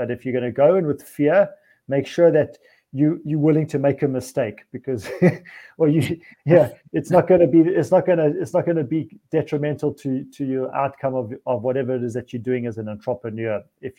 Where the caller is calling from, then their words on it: Szentendre, Pest, Hungary; coming to you from Szentendre in Hungary